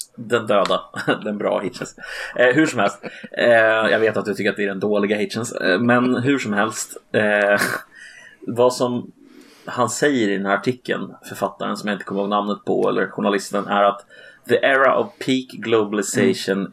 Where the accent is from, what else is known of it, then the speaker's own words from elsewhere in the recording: Sweden; vi svenskar